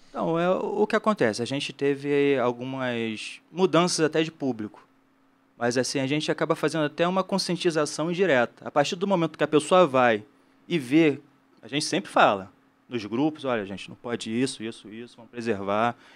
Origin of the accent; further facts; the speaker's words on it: Rio de Janeiro, Brazil; Eu sou do Rio de Janeiro, então sou guia local do Rio de Janeiro, regional.